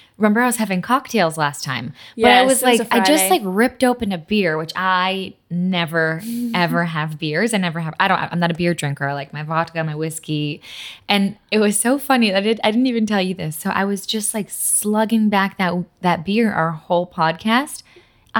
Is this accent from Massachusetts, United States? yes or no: yes; Massachusetts, United States; first language Polish; English is a second language; moved away as an adult; also born or lived in New York; now in Los Angeles, United States; My mom and dad are from Poland. I was born and raised in Massachusetts. Polish is my first language.